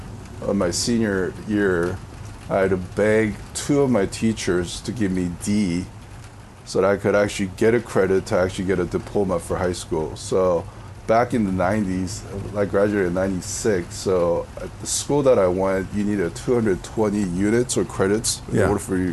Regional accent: California, United States; back in the 90s, growing up in Southern California, there was a lot of stuff that was happening.

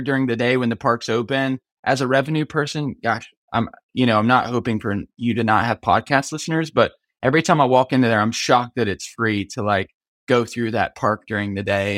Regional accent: Myrtle Beach, South Carolina, United States; I grew up in Myrtle Beach, South Carolina

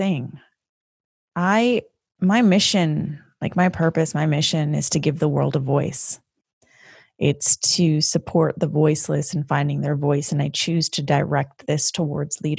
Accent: Canada; now in United States; as a Canadian, I experienced a different type of history lesson in Canada

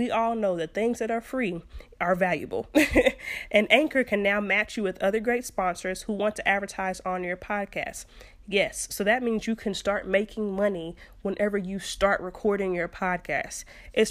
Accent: Fort Worth, Texas, United States; Fort Worth, which is, you know, my hometown, Funky Town, Stay Down.

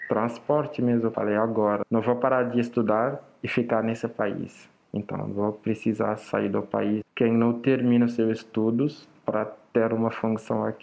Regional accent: Dakar, Senegal; Portuguese is a second language; now in Florianópolis, Brazil; Uh, ah, eu sou do Senegal. Tenho 29 anos, né? Nasci na capital do Senegal, Dakar, num bairro bem pobre mesmo, com uma família pobre.

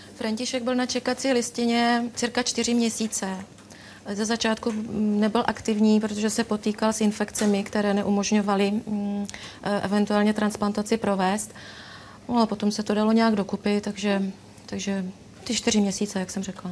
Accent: Ostrava, Moravian-Silesian Region, Czechia; my jsme z Ostravy

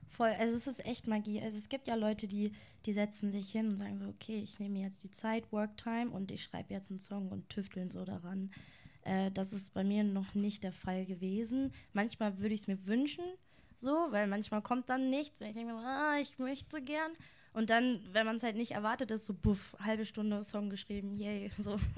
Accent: Lehrte, Lower Saxony, Germany; now in Hanover, Germany; Also ich komme gebürtig aus Lehrte

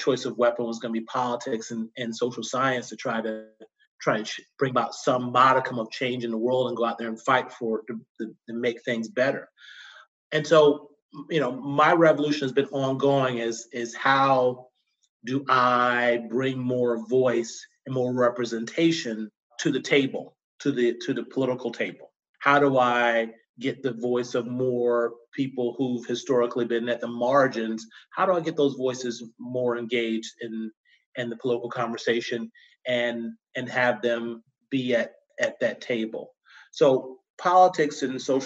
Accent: Tidewater, Virginia, United States; As growing up in the South in Virginia, I was grew up in Tidewater on the coast of Virginia

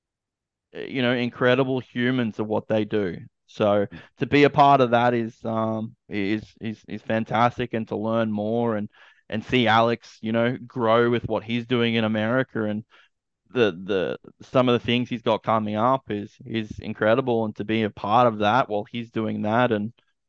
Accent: Australia; I'm an Aussie

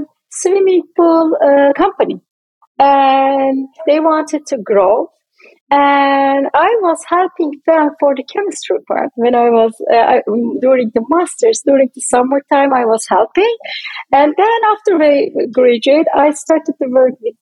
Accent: Turkey; moved away; I am originally from Turkey

